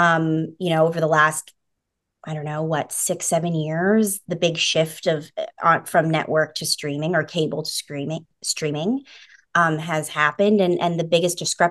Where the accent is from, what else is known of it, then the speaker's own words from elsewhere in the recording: British Columbia, Canada; moved away as an adult; now in Los Angeles, United States; I'm an actor from British Columbia, Canada, and I've been living in LA for the last 7 years